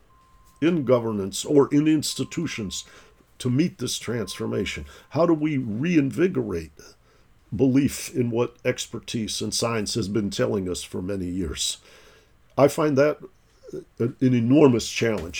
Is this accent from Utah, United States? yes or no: no; Detroit, Michigan, United States; moved away; also born or lived in East Coast; I grew up in Detroit, Michigan